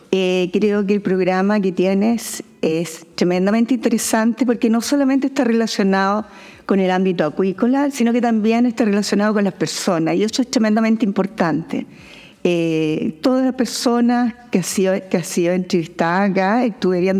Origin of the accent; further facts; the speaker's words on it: Talcahuano, Biobío, Chile; born there; also born or lived in Valparaíso; Nací en Talcahuano, ya. mi padre era marino